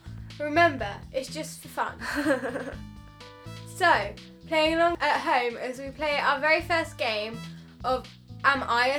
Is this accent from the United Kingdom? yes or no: yes; United Kingdom; We're British, Liv.